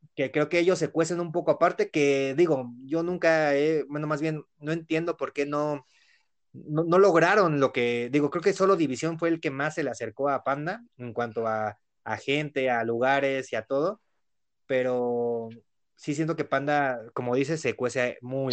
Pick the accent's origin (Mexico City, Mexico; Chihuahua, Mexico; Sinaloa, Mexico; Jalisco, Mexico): Mexico City, Mexico; somos de Ciudad de México